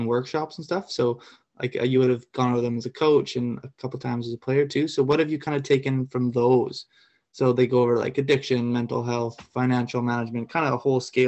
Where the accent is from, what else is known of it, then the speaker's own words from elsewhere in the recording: Vancouver, British Columbia, Canada; also born or lived in Ottawa; I'm from like East Vancouver